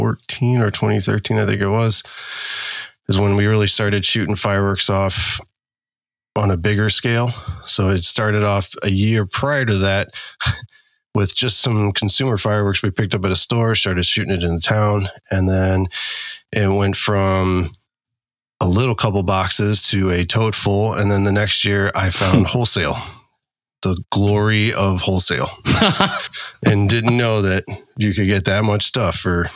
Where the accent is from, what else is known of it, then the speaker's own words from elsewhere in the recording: Illinois, United States; I am from Illinois.